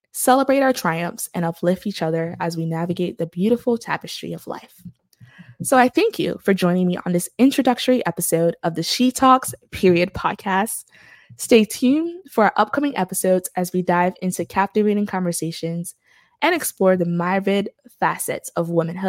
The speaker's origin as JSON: {"language": "English", "town": "New York City", "region": "New York", "country": "United States", "tie": "born or raised there", "moved": "as an adult", "lives_now": "Birmingham, United States", "said": "Born and raised in Brooklyn, New York, to parents who migrated from Haiti in the 1980s and the 1990s, I am a first-generation American"}